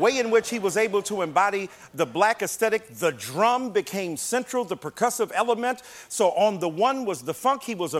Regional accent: Detroit, Michigan, United States; I am from Detroit.

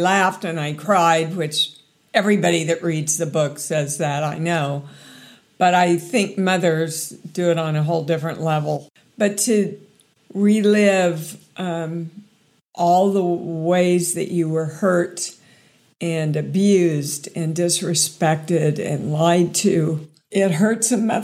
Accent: Kansas, United States; moved away; I came from Kansas, so anything out of the norm makes you a slut

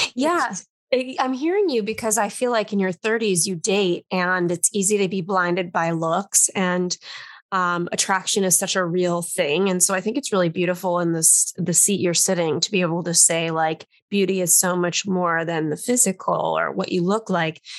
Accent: Los Angeles, California, United States; now in New York, United States; I grew up in Los Angeles and I live in New York now

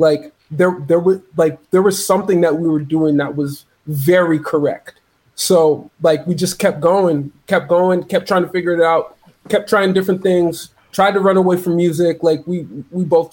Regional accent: Toronto, Ontario, Canada; So we're both from Toronto. He's from Jane and Emmett, which is actually not far from where I'm from, which is Keela Eglinton, York Square

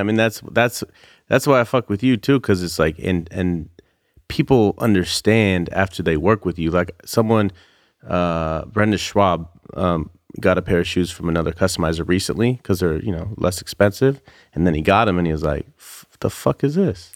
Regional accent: Santa Rosa, California, United States; I'm from the Bay. So uh, an hour north of San Francisco, Santa Rosa

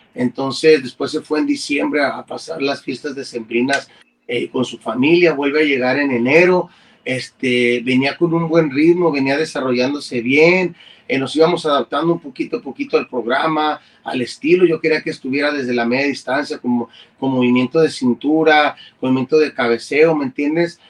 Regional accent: Mexico; todos somos mexicanos

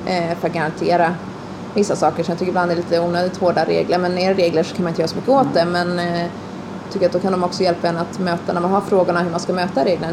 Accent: Stockholm, Stockholm County, Sweden; also born or lived in United States / New York; now in Östergötland, Sweden; jag är uppvuxen i Stockholm och, eh, delvis i USA

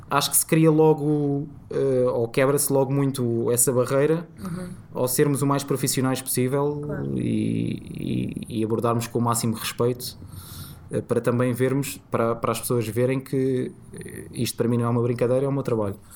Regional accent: Cascais, Lisbon, Portugal; porque curiosamente sou de Cascais.

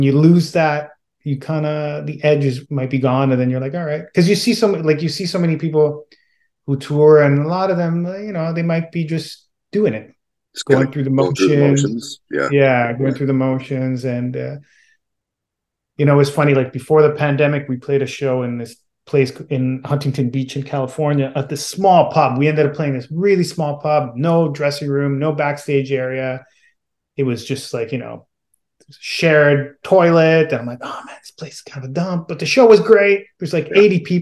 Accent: Southern Italy, Italy; moved away; I grew up in Southern Italy

